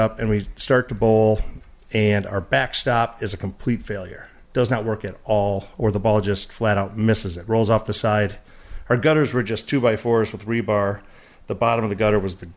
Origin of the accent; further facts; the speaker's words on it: Detroit, Michigan, United States; I'm from Detroit